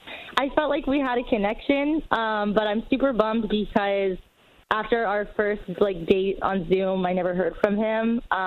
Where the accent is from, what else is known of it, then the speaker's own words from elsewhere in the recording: East Coast, United States; We're both from the East Coast.